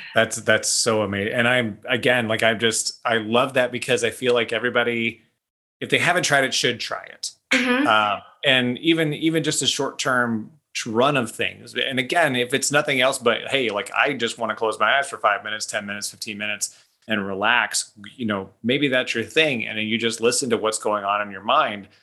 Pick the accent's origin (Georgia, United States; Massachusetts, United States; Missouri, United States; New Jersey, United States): Missouri, United States; Kansas City; Kansas City, my hometown